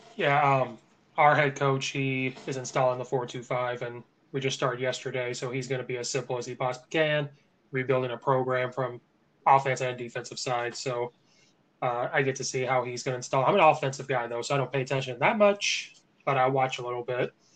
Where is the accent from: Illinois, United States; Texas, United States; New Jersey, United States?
Illinois, United States; Central; now in Chicago, United States; I'm from Central Illinois